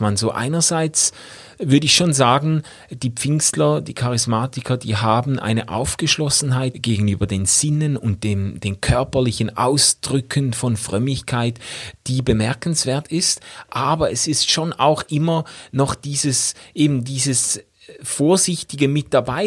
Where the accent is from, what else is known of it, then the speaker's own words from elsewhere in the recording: Schaffhausen, Switzerland; bei uns in Schaffhausen